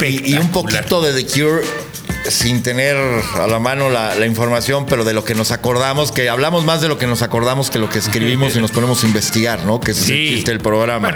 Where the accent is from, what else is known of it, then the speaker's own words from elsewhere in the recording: Mexico; nos hace sentir como mexicanos